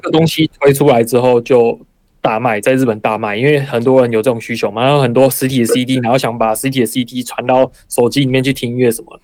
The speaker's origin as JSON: {"language": "Chinese", "country": "Taiwan", "moved": "yes", "lives_now": "Japan", "said": "像我是台湾的话"}